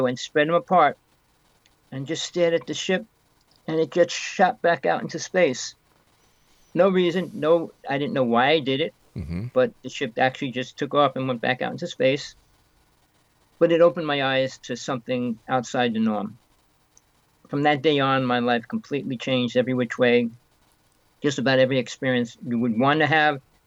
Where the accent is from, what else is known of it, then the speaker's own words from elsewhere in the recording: North Bergen, New Jersey, United States; moved away; I came from New Jersey. I grew up there most of my life.